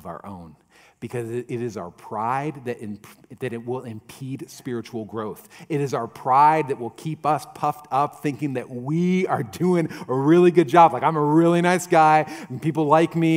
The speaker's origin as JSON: {"language": "English", "country": "United States", "said": "in American Christianity, we feel like we're entitled to our faith without risk, without persecution"}